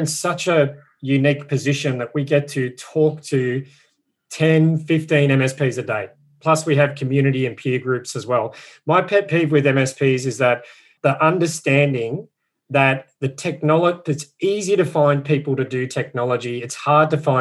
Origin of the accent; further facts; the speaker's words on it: Australia; being an Aussie